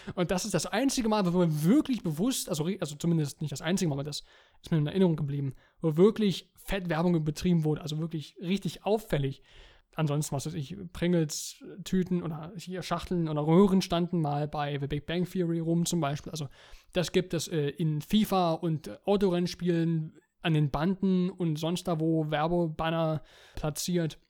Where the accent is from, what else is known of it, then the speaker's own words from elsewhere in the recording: Germany; Bei uns in Deutschland